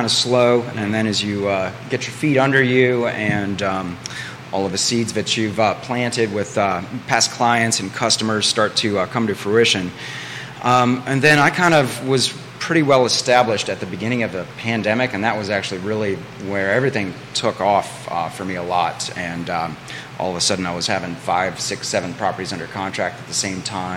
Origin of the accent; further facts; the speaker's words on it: Charlottesville, Virginia, United States; I am born and raised in Charlottesville, Virginia